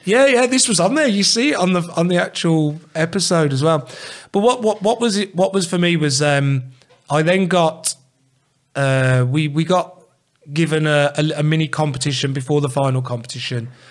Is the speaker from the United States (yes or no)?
no; England, United Kingdom; as English people